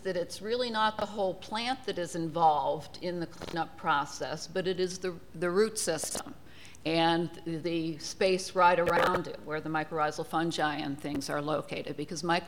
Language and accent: English; New Jersey, United States; moved away; my home state of New Jersey